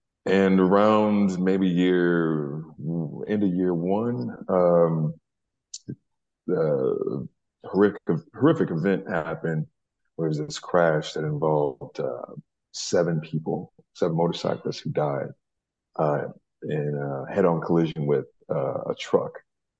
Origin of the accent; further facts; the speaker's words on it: Louisiana, United States; Well, yeah, I lost my accent a long time ago, but I have a special place in my heart for Newark and New Jersey in general, man.